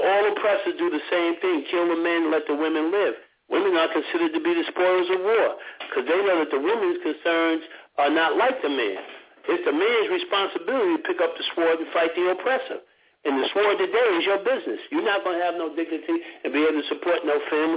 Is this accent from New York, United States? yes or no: yes; New York, United States; When I was a kid, I grew up in Harlem